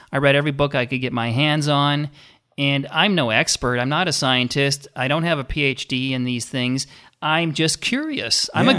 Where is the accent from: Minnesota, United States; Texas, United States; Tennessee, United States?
Minnesota, United States; I grew up in Minnesota.